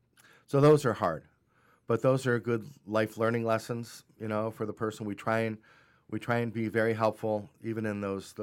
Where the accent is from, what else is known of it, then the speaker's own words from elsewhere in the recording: Cleveland, Ohio, United States; I'm from Cleveland.